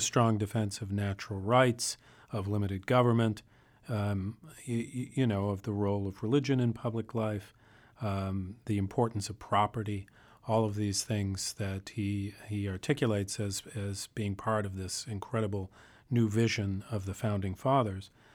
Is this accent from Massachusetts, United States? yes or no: yes; Boston, Massachusetts, United States; I grew up in the Boston area